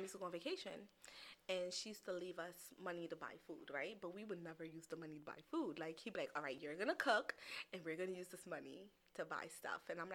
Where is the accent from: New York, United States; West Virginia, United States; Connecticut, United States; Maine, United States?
New York, United States; I'm a New Yorker.